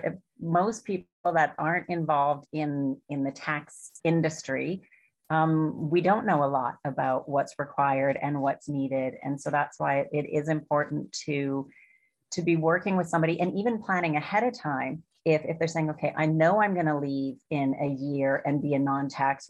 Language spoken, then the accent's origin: English; Canada; moved away; I'm from Canada